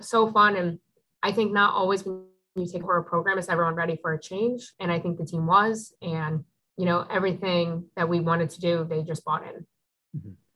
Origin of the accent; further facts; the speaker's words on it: Newtown, Connecticut, United States; I grew up in Newtown, Connecticut